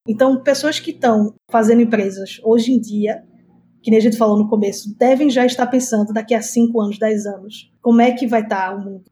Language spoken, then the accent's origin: Portuguese; Recife, Pernambuco, Brazil; moved away as an adult; eu sou de Recife, nordestina, morei lá minha vida toda até os 18.